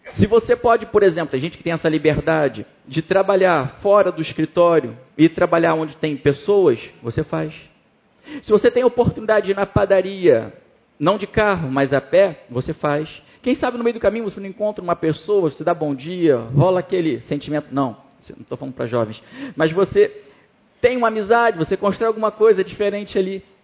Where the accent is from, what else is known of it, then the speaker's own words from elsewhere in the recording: Brazil; now in France; Eu sou brasileiro ainda